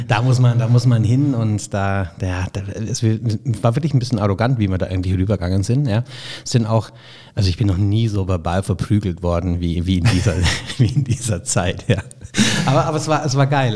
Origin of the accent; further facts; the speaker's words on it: Augsburg, Bavaria, Germany; now in Munich, Germany; das ist das Schicksal der Augsburger. Ja? Also weder die Schwaben mögen uns noch die Bayern